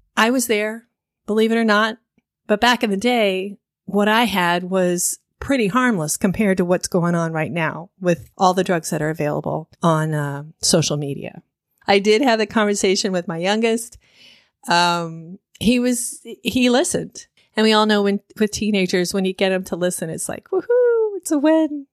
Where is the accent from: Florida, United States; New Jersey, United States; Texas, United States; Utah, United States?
Florida, United States; Miami; I grew up in Miami in the 80s